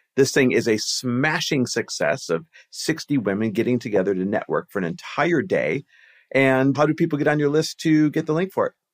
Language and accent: English; Green Bay, Wisconsin, United States; moved away; also born or lived in Milwaukee, Wisconsin; I grew up in Green Bay, Wisconsin, Milwaukee, Wisconsin, that area